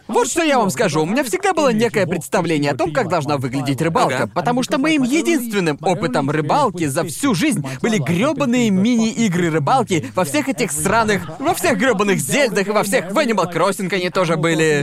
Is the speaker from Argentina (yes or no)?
no; England, United Kingdom; moved away as an adult; also born or lived in Thailand; И это не то место, откуда я родом